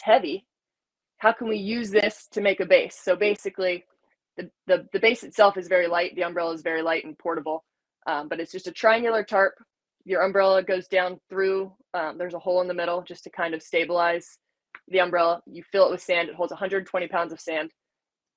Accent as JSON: {"language": "English", "region": "North Carolina", "country": "United States", "tie": "born or raised there", "said": "I grew up in North Carolina"}